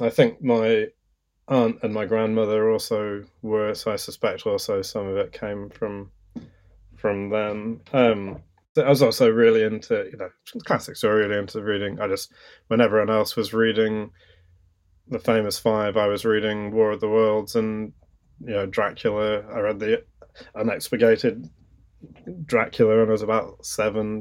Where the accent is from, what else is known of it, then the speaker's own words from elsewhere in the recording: London, United Kingdom; I grew up in London